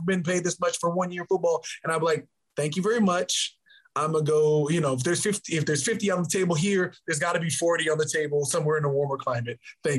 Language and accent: English; Arizona, United States; You know, I grew up in Arizona.